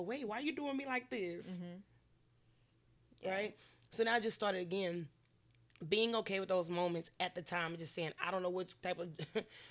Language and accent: English; Lake Charles, Louisiana, United States; I'm from Lake Charles, Louisiana, born and raised